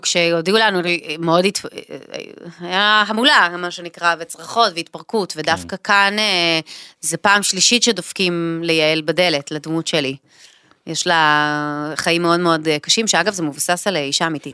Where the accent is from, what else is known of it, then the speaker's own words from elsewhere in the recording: Caesarea, Haifa District, Israel; אנחנו מהוותיקים של קיסריה, כאילו מהמקימים